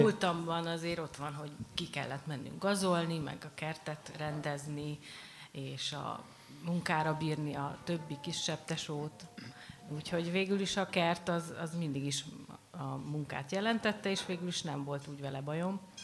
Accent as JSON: {"language": "Hungarian", "area": "near Baja", "region": "Bács-Kiskun", "country": "Hungary", "said": "vidékről, érsek családról, család, baja mellől"}